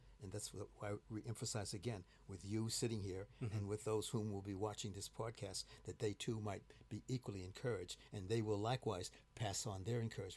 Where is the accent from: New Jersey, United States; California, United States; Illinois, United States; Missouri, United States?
Illinois, United States; Chicago; now in London, United Kingdom; I'm from Chicago.